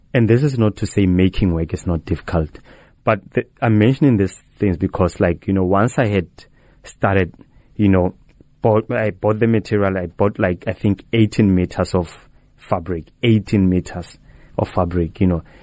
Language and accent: English; North West, South Africa; moved away; I was born in the Northwest Province, like, in, in Flagstaff